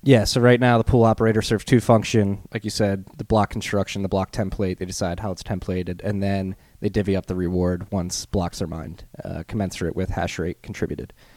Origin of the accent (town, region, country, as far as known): United States